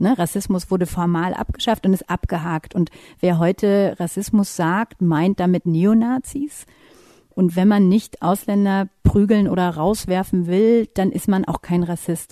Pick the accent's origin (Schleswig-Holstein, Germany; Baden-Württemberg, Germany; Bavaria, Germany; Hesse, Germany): Bavaria, Germany; Nuremberg; auch wenn man hier geboren ist und aufgewachsen und sagt, man ist aus, in meinem Fall Nürnberg